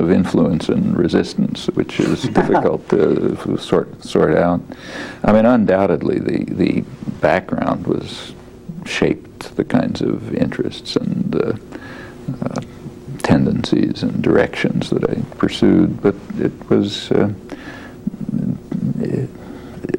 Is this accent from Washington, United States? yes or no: no; Philadelphia, Pennsylvania, United States; moved away as an adult; now in Boston, United States; I was born in Philadelphia, 1928, stayed there till I went through undergraduate school, University of Pennsylvania